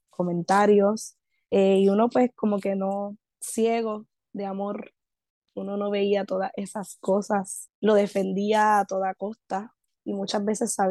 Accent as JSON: {"language": "Spanish", "country": "Puerto Rico", "said": "pero yo como buena puertorriqueña, pues ignorando"}